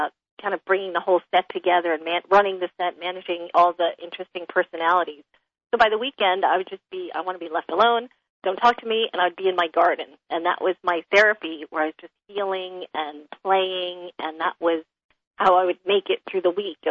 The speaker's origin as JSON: {"language": "English", "town": "New York City", "region": "New York", "country": "United States", "tie": "born or raised there", "moved": "as an adult", "lives_now": "California, United States", "said": "Growing up in Manhattan, you know, all pavement, apartment buildings all my life"}